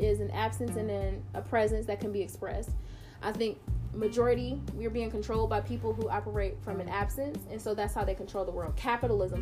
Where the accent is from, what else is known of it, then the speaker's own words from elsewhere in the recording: United States; I am American